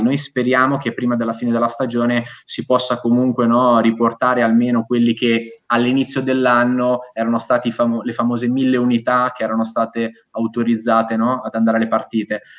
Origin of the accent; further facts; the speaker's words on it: Ancona, Marche, Italy; io sono di Ancona, quindi sono, sono marchigiano